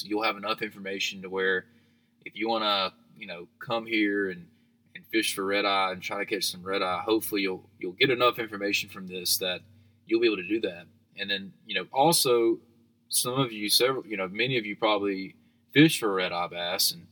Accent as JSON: {"language": "English", "town": "Dothan", "region": "Alabama", "country": "United States", "said": "I'm from Dothan"}